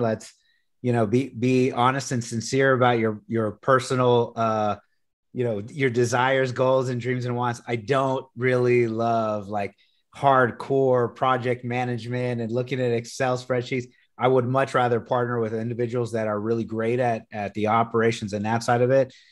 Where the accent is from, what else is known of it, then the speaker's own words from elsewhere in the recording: Corpus Christi, Texas, United States; moved away; also born or lived in San Antonio, Texas; I'm originally from Corpus Christi, Texas. So I grew up at the beach